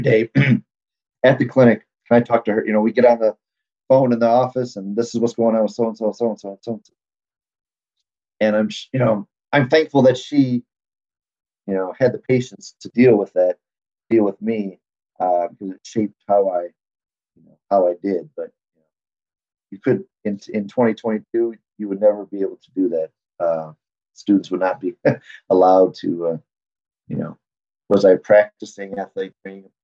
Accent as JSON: {"language": "English", "region": "Michigan", "country": "United States", "tie": "born or raised there", "also_born_or_lived": "Louisiana", "moved": "as an adult", "said": "I grew up in Michigan"}